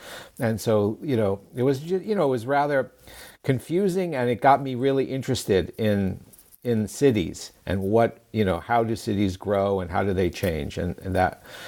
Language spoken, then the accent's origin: English; New York, United States; also born or lived in Nassau County; I grew up in Queens, New York, and Nassau County, New York.